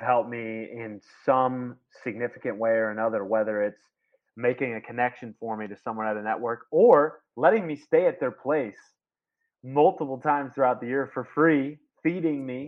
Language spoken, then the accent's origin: English; St. Louis, Missouri, United States; moved away as an adult; also born or lived in Tennessee; now in Indianapolis, United States; I grew up in St. Louis